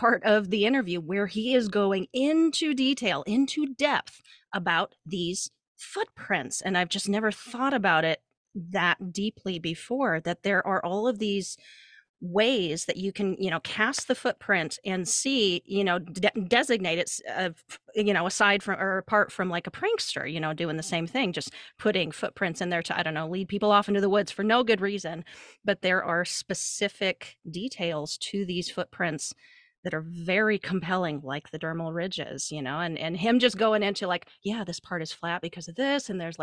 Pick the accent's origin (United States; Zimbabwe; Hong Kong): United States; Montana; I grew up in Montana.